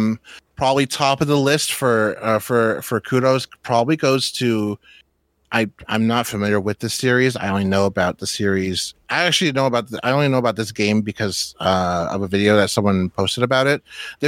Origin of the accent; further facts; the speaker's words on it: Six Nations of the Grand River, Ontario, Canada; So I'm from Six Nations of the Grand River, which is a reserve just outside of, just south of Toronto.